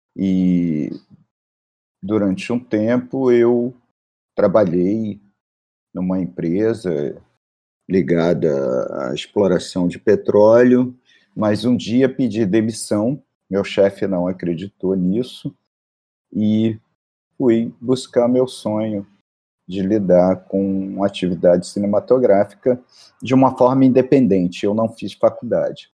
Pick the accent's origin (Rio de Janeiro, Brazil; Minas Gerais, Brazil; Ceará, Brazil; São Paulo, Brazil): Rio de Janeiro, Brazil; eu sou da Penha